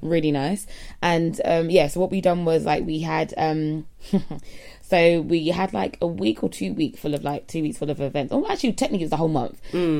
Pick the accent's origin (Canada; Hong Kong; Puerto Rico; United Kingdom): United Kingdom; we are British, yeah, so British